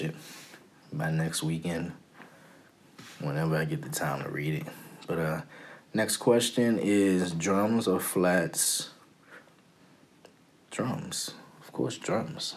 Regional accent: Prince George's County, Maryland, United States; also born or lived in Washington, D.C.; I am from PG County, Maryland. Born and raised. Well, actually, I was born in D.C., raised in PG County.

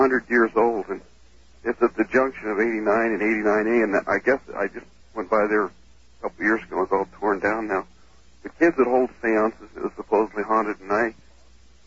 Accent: Prescott, Arizona, United States; now in Fairbanks, United States; I'm calling from Alaska. I've lived up here for quite a few years, but I'm originally from Prescott, Arizona

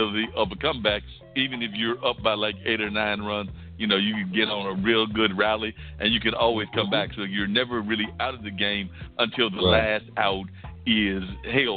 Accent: Warrenton, North Carolina, United States; I remember growing up in Warrenton, North Carolina

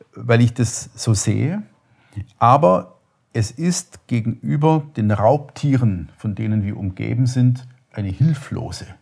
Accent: Upper Swabia, Baden-Württemberg, Germany; mit dem bin ich im Grunde groß geworden. Das ist so, oberschwäbische CDU war immer die Region, Schwaben, Oberschwaben

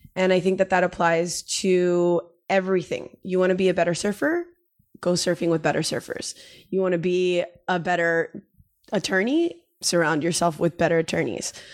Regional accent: Miami, Florida, United States; moved away as an adult; now in San Diego, United States; the move from, you know, where I grew up in Miami

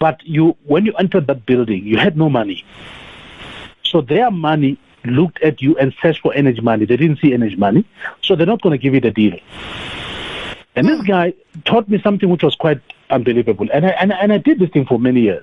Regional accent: Tembisa, Gauteng, South Africa; I'm from Tembisa.

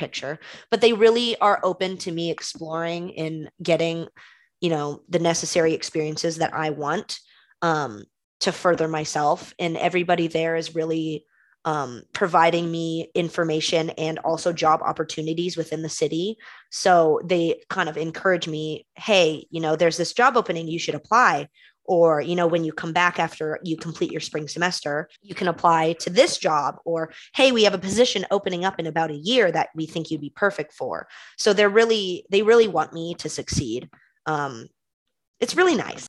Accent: Concord, California, United States; the East Bay, kind of where I grew up in Concord, that area

